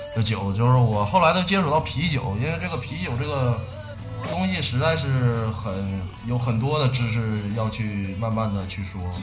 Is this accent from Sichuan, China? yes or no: no; Shenyang, Liaoning, China; 说到我们沈阳